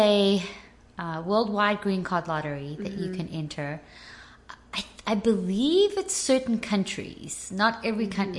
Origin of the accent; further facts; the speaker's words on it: Johannesburg, Gauteng, South Africa; moved away as an adult; now in Nashville, United States; I had just turned 24 when we moved. So I was born and raised in Johannesburg.